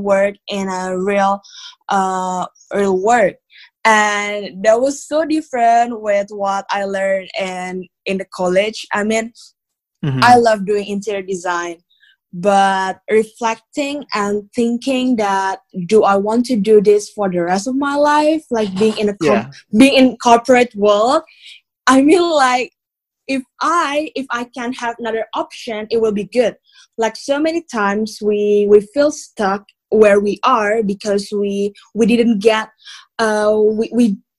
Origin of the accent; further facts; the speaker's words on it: Jakarta, Indonesia; moved away as an adult; now in Bali, Indonesia; I was born and raised in Jakarta. And like, I moved to Bali 2 years ago